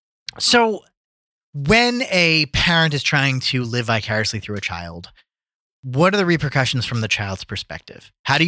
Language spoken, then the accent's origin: English; New Jersey, United States; now in Los Angeles, United States; I'm from Jersey, man.